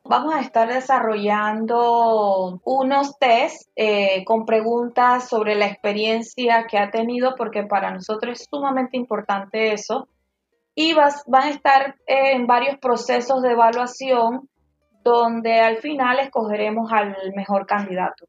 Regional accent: Panama; soy panameña

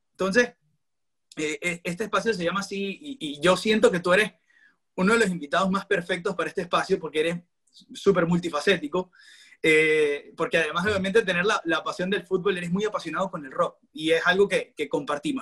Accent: Maracaibo, Zulia, Venezuela; moved away as an adult; now in Toronto, Canada; yo soy periodista deportivo, soy de Maracaibo, vivo actualmente en Toronto, en Canadá

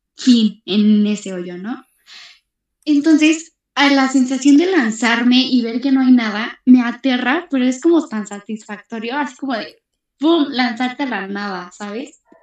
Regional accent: Ecatepec, State of Mexico, Mexico; mi pueblo, de Ciudad Azteca.

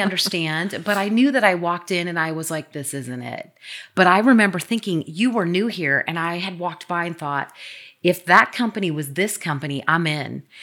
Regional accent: Midwest, United States; now in Bothell, United States; I am from the Midwest. I went to Iowa State

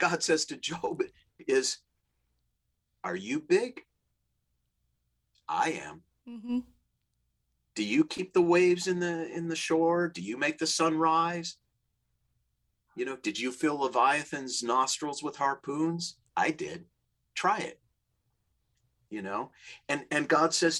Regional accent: Minnesota, United States; now in Los Angeles, United States; I grew up in the Midwest in Minnesota, we call them dead end streets

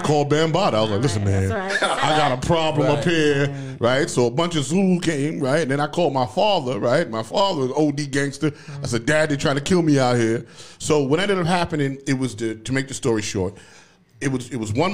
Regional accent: New York City, New York, United States; I came from the South Bronx

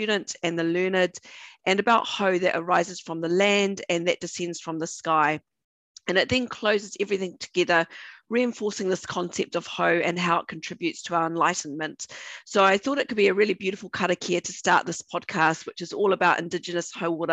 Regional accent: Northland, New Zealand; I'm from Aotearoa, New Zealand.

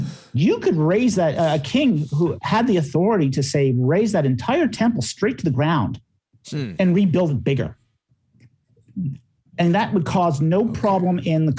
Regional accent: Canada; I say this as a Canadian.

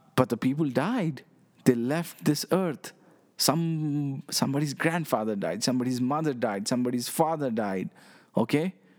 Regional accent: Nepal; I'm from Nepal, okay? I live in this small country

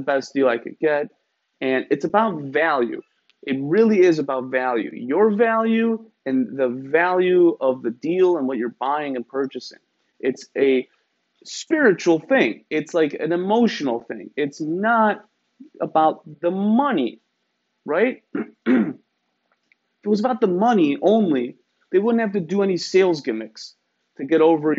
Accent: Iran; moved away; I'm from Iran.

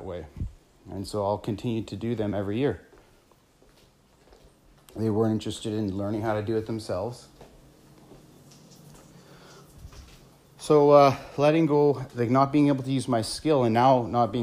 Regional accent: small town Ontario, Canada; moved away as an adult; now in British Columbia, Canada; So I live in British Columbia right now. And I'm not from here. I'm from Ontario, small town Ontario

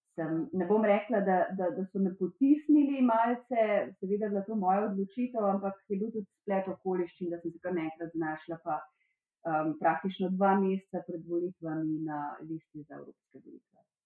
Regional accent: Slovenia; sem iz Slovenije

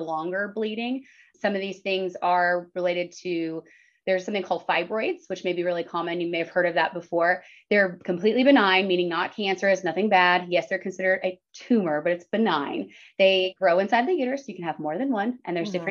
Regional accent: Dallas, Texas, United States; moved away as an adult; now in Lubbock, United States; I'm originally from the Dallas area, but I came out here for Texas Tech for undergrad

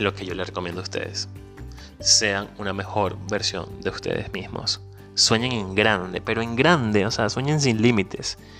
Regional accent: Venezuela; moved away; Soy venezolano, inmigrante

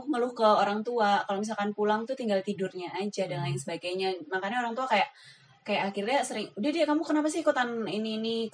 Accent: Magelang, Central Java, Indonesia; aku besarnya di Magelang sampai sekarang

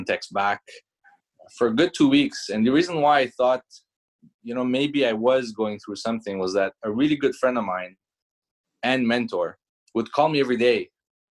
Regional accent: Canada; English is a second language; also born or lived in Iran; I was born in Iran, came to Canada, I was 8 years old, had to learn French and English

